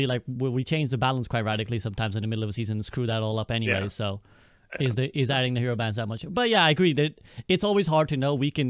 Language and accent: English; United Kingdom; As a British person... As a British person, as well, as a British person